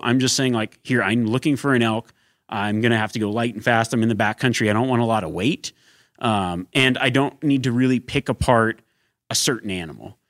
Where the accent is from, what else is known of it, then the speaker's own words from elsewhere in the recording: Reno, Nevada, United States; my hometown of Reno, Nevada